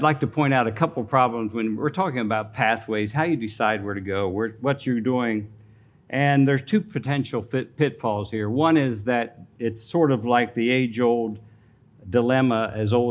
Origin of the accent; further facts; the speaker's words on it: Greenwood, Delaware, United States; I was born and raised in Greenwood, Delaware